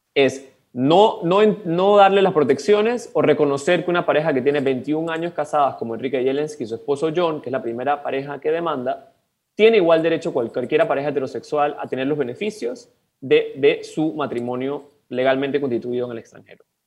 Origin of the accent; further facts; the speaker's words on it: Panama; tenemos todos como panameñas y panameños